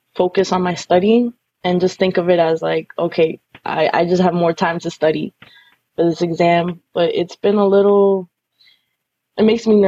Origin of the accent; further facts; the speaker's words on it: New York, United States; I'm Colombian, but I was born here in New York